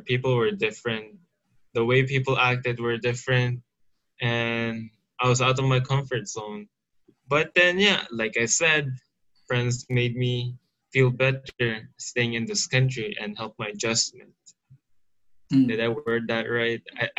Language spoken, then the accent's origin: English; Philippines; also born or lived in Saudi Arabia; now in Yanbu, Saudi Arabia; Saudi my whole life, I've made no friends in the Philippines, you know, so I was like a stranger to my home country.